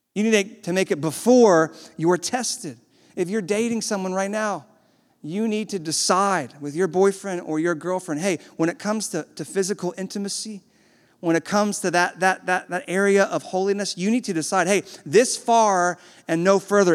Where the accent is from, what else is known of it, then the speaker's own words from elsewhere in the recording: the South, United States; I was born in the South